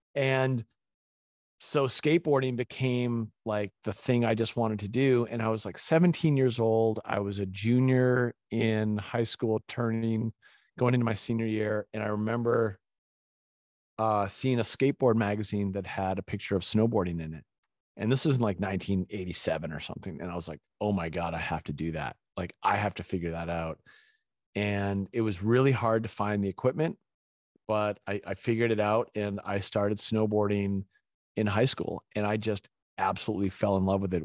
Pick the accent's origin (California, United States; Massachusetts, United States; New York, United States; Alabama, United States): Massachusetts, United States; Winchester; also born or lived in Gloucester, Massachusetts; I was born in Gloucester, it's a little fishing town, and my parents divorced when I was young, and my mom moved our family to Winchester, Massachusetts